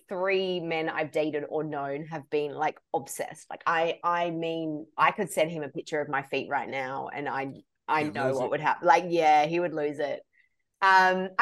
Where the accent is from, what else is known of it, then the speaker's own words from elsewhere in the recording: Australia; moved away; I grew up in Australia.